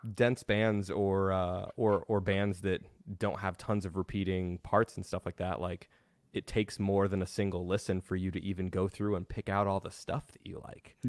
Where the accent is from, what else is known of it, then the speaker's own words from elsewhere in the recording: Denver, Colorado, United States; I grew up in the Denver metal scene